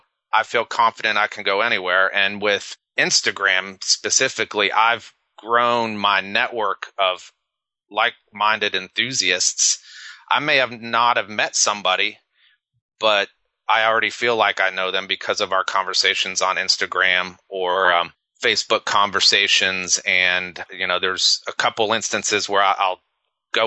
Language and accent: English; Ithaca, New York, United States; moved away; also born or lived in Netherlands; growing up in Ithaca